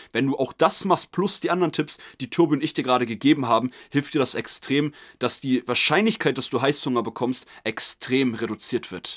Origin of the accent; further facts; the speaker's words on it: Germany; wir sind Deutsche